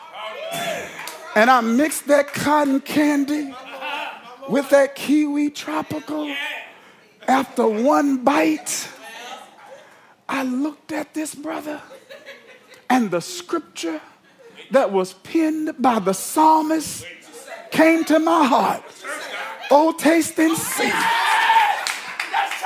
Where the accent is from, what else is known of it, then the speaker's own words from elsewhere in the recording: New Jersey, United States; now in Orlando, United States; I'm from Jersey, so we got Rita's